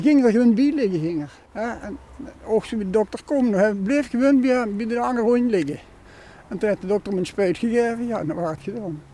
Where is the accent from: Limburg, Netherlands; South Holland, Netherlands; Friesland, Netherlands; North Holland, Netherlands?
Limburg, Netherlands; Sittard; born or raised there; also born or lived in Urmond